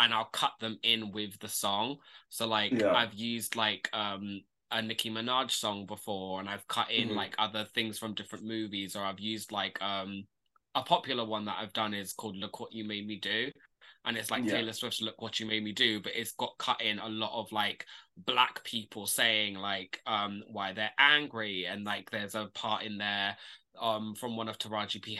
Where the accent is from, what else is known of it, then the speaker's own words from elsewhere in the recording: London, United Kingdom; I am from North London